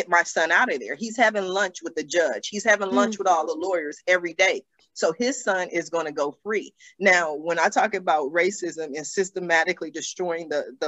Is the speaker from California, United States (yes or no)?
yes; Los Angeles, California, United States; I grew up in Los Angeles.